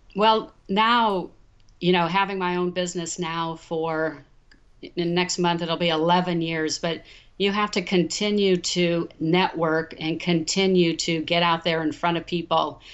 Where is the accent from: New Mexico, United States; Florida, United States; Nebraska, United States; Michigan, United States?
Nebraska, United States; Omaha; moved away as an adult; also born or lived in Los Angeles, United States; now in Dallas, United States; Growing up in Omaha, Nebraska, my grandfather and my father